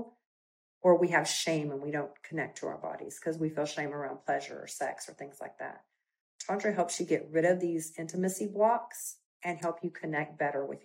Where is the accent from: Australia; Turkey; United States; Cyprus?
United States; Texas; accent: Texas twang; I'm from Texas, so sometimes I put a little Texas twang on it